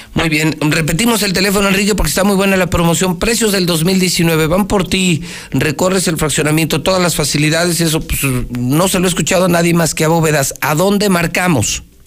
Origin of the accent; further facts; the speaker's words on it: Aguascalientes, Mexico; la gente que sí nació en Aguascalientes, los que amamos Aguascalientes